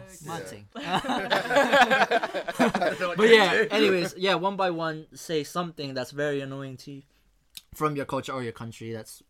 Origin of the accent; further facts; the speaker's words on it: Philippines; as Filipino